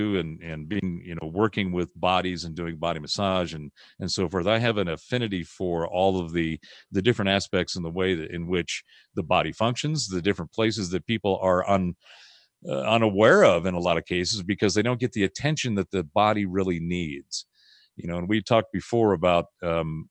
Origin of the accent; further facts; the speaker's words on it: Pasadena, California, United States; So I grew up in Southern California in the 60s and 70s. I was in the Pasadena area